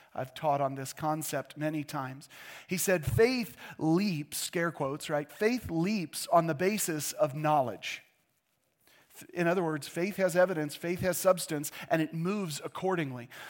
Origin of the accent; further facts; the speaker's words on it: United States; our faith as American Christians